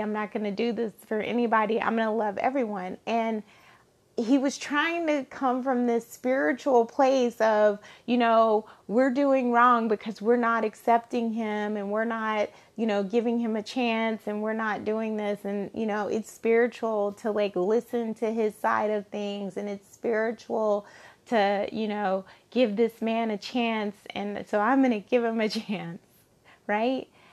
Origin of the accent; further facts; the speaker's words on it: Alabama, United States; I grew up in Alabama